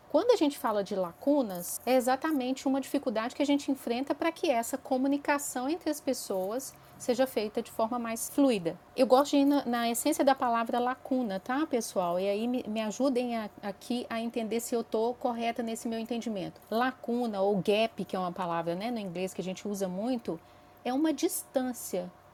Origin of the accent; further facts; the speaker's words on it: interior of Minas Gerais, Brazil; moved away as an adult; now in Belo Horizonte, Brazil; Eu sou mineirinha do interior de Minas, mas moro em Belo Horizonte há 22 anos